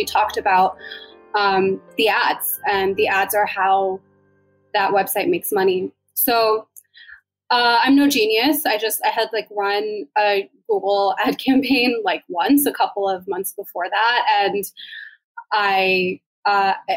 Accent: Maryland, United States; moved away; We're both originally from Maryland.

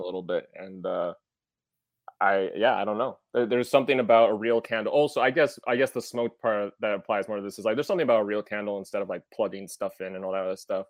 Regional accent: Wisconsin, United States; I'm from Wisconsin, which, as some may know, is a land that lights fireworks more than Minnesota

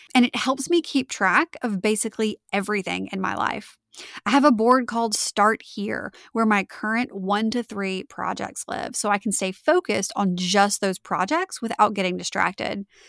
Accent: Winnfield, Louisiana, United States; moved away as an adult; also born or lived in Mandeville, Louisiana; my hometown of Winfield, Louisiana

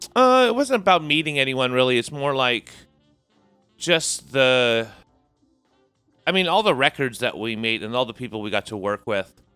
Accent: San Jose and Sunnyvale, South Bay, California, United States; moved away as an adult; now in Portland, United States; we're both from San Jose and Sunnyvale, uh, South Bay, California

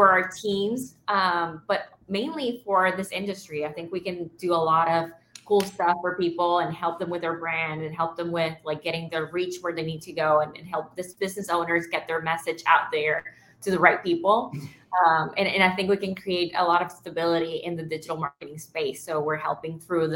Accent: Nicaragua; I'm from Nicaragua

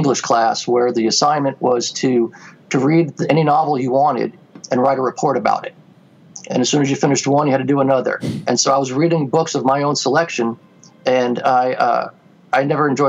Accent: Florida, United States; also born or lived in Mount Vernon, New York; And my father, we moved to Florida when I was 4 years old

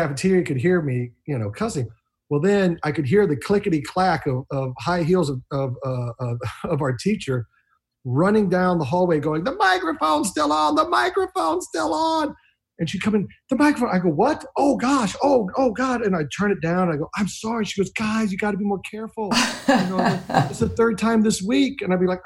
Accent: Midwest, United States; I come from the Midwest

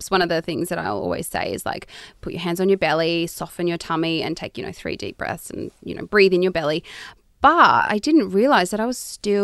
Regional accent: Toowoomba, Queensland, Australia; I'm from Queensland, like rural Queensland.

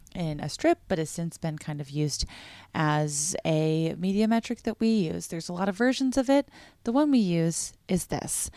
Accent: Massachusetts, United States; I grew up in Massachusetts

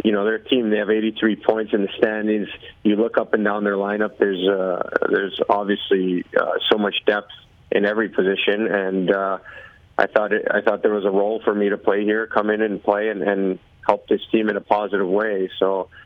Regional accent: Toronto, Ontario, Canada; moved away; also born or lived in Calgary / Seattle; I'm from Toronto, and I'm back in the city a bunch in the summer

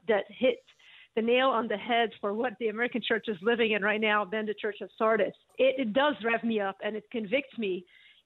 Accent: Beirut, Lebanon; now in United States; I grew up in Beirut.

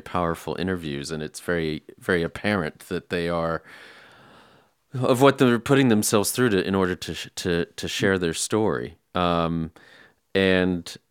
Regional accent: United States; now in England; as an American expat who's been living here for a while

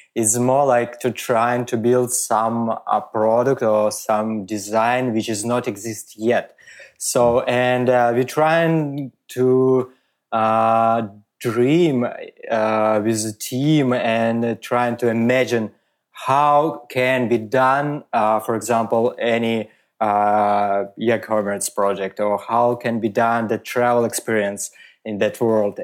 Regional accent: Moscow, Russia; English is a second language; moved away as an adult; also born or lived in Riga, Latvia / Germany; now in Switzerland; grew up in Moscow, and I my all my life I work uh, in uh, uh Russia

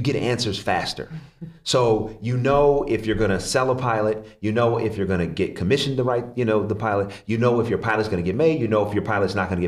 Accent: Oakland, California, United States; I'm from Oakland, California, and my father died

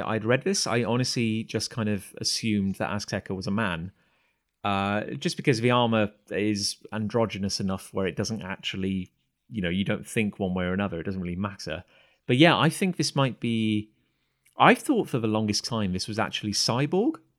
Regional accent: United Kingdom; being British and growing up in cider country

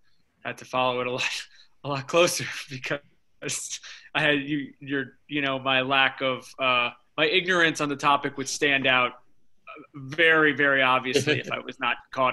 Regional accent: United States; I grew up in New York. My family's all from Chicago.

